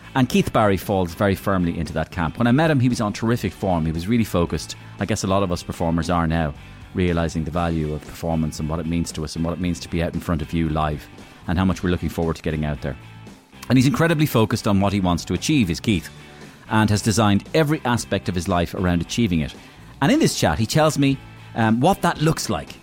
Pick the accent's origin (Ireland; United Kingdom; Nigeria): Ireland; Waterford, Munster; we're both from Waterford, So we're both blatheads